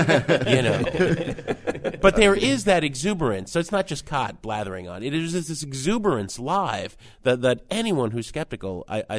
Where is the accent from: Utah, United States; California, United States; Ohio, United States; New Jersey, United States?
New Jersey, United States; I grew up in Jersey.